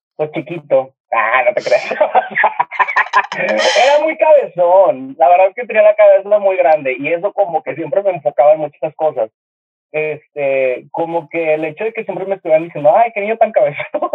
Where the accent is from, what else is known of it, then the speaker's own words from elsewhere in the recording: Monterrey, Nuevo León, Mexico; en el Kinder, aquí en Monterrey, porque soy de Monterrey